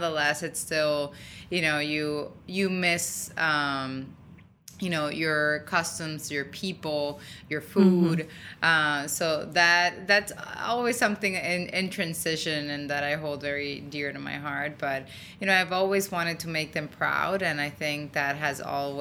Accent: Dominican Republic; moved away; I was born and raised in Dominican Republic

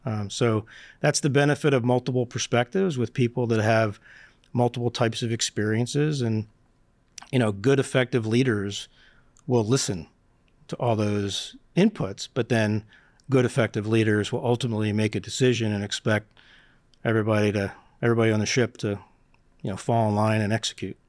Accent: Philadelphia, Pennsylvania, United States; I grew up in Northeast Philadelphia

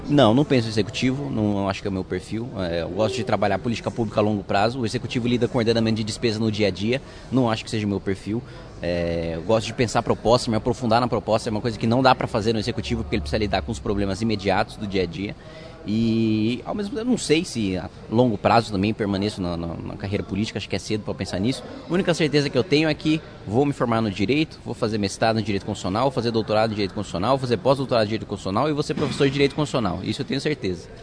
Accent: Indaiatuba, São Paulo, Brazil; eu fui criado em Indaiatuba, no interior de São Paulo

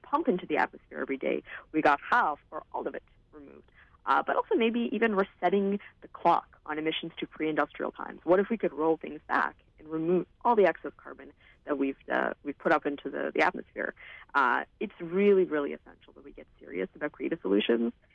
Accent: Vancouver, British Columbia, Canada; I'm from Vancouver. I've lived here my whole life

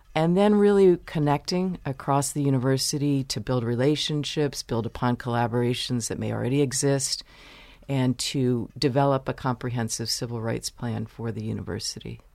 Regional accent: Baltimore, Maryland, United States; moved away as an adult; also born or lived in Chicago / Virginia / New York; now in Michigan, United States; my family moved to Baltimore, where I grew up

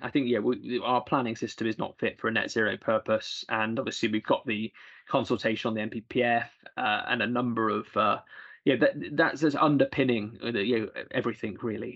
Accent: Bristol, South West England, United Kingdom; in Bristol, my hometown, where I represent my constituencies nearby

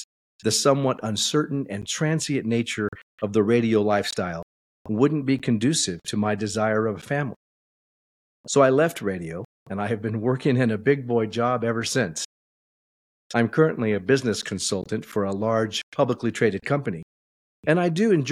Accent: Southern California, United States; moved away as an adult; also born or lived in Idaho; now in Eagle, United States; Cathy and I were both born and raised in Southern California

